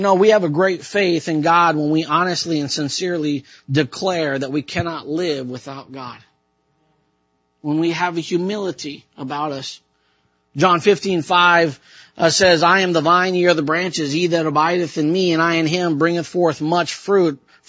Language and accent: English; Japan; sometimes I believe that I had some kind of haughty thoughts like that as, you know, I grew up in Japan. I know how to speak the language.